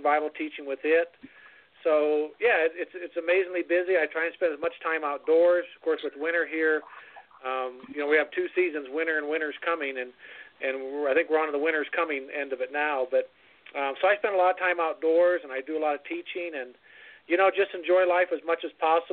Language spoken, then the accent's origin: English; San Diego, California, United States; moved away; I was born in San Diego